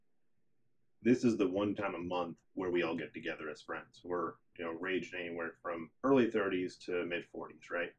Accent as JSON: {"language": "English", "region": "Connecticut", "country": "United States", "also_born_or_lived": "North Carolina / Boone, North Carolina", "moved": "yes", "said": "I'm from Connecticut. I'm an Italian, and I grew up, you know, with my dad as a truck driver."}